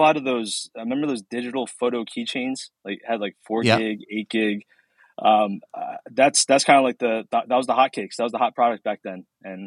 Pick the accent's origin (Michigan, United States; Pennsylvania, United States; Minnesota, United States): Pennsylvania, United States; Philadelphia; also born or lived in New York; lived there my whole life in this area.